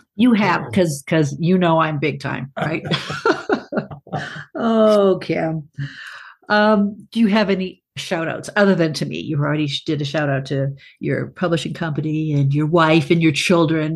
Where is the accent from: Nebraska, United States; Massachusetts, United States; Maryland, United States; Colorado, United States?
Massachusetts, United States; South Shore of Boston; moved away; I grew up south shore of Boston, you know, on the ocean.